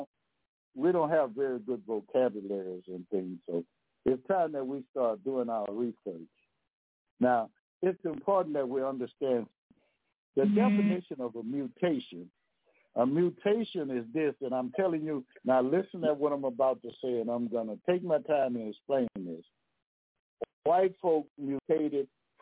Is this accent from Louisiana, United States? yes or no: yes; Louisiana, United States; I'm from Louisiana now